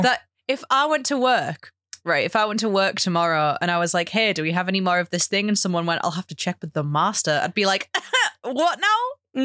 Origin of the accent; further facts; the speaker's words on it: United Kingdom; as a British person